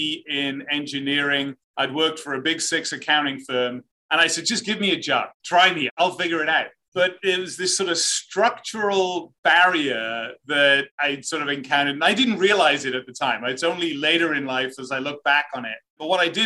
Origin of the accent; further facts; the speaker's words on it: Cardiff, Wales, United Kingdom; moved away as an adult; now in United States; I grew up in the UK, the capital of Wales, Cardiff.